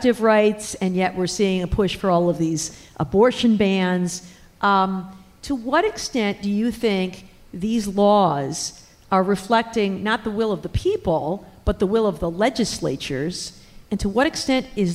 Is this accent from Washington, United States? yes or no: no; Michigan, United States; my home state of Michigan